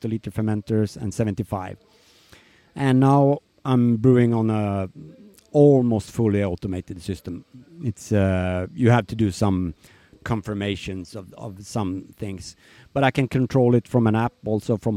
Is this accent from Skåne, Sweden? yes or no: no; Eskilstuna, Södermanland, Sweden; moved away as an adult; also born or lived in Bangkok, Thailand; now in Nice, France; And Eskilstuna is my hometown, so that's where I come from.